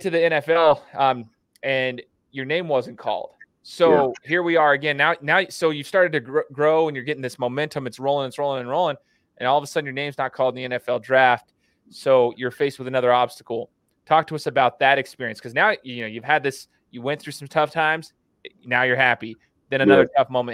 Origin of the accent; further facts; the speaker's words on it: Boise, Idaho, United States; I'm from Boise, so I went to Boise State